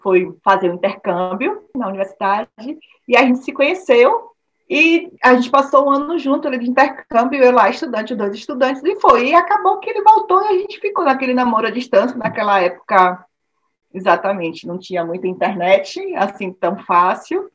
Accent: Salvador, Bahia, Brazil; moved away as an adult; now in Bremen, Germany; venho de Salvador, assim como Crisinha

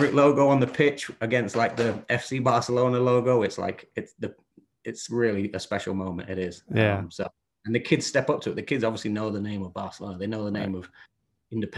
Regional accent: Bedale, Yorkshire and the Humber, United Kingdom; moved away as an adult; also born or lived in Richmond, North Yorkshire; now in United States; I was growing up in North Yorkshire, a little town called Beedale

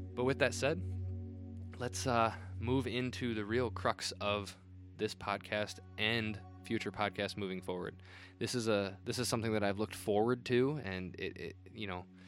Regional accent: Northern Indiana, United States; also born or lived in South Bend, Indiana; being a Northern Indiana native, living in South Bend for a time.

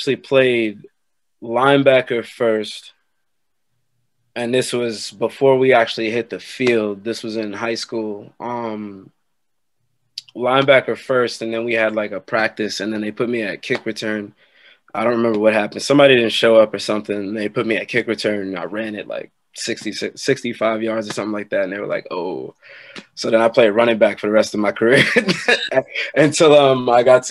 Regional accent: New York, United States; also born or lived in Long Island; I'm from New York, resided in Long Island

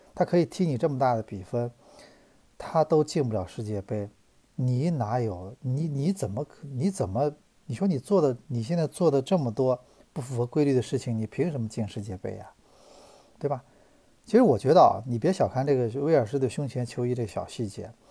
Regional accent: China; 我们中国人

